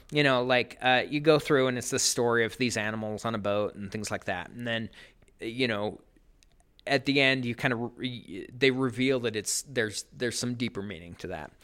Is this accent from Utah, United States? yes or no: yes; Sandy, Utah, United States; also born or lived in Cedar City, Utah; now in Ogden, United States; I grew up in Sandy, Utah, and then I went to school in Southern Utah